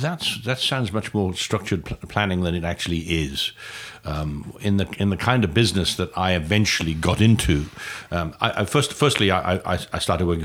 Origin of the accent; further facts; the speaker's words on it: Newport, Wales, United Kingdom; moved away as an adult; also born or lived in London, United Kingdom; now in United States; I'm an American now, but I'm a Welsh-born American. I grew up in Newport, and I did actually leave Newport when I went to college in London when I was 18.